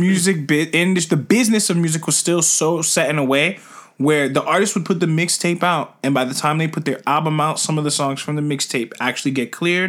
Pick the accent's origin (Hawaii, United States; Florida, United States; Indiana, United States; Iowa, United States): Florida, United States; We're from Florida.